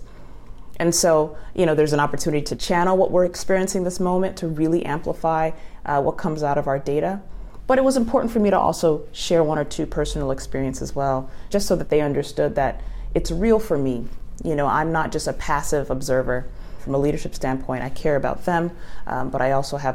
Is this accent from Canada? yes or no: no; Los Angeles, California, United States; I'm from Los Angeles